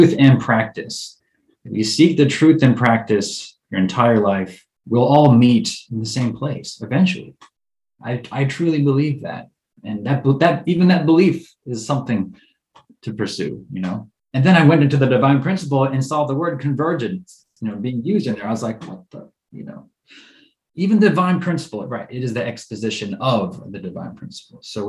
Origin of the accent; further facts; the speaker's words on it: United States; as an American